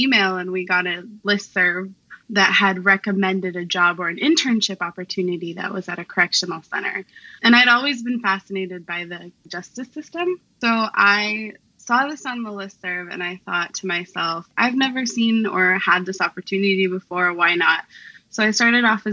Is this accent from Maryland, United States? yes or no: no; Portland, Oregon, United States; moved away as an adult; now in Vancouver, United States; I currently live in Vancouver, Washington. I'm originally from Portland, Oregon, so not too far off